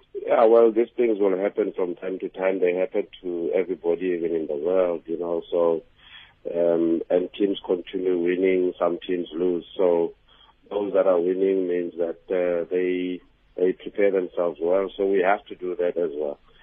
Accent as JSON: {"language": "English", "town": "Pretoria", "region": "Gauteng", "country": "South Africa", "tie": "born or raised there", "said": "that's my hometown"}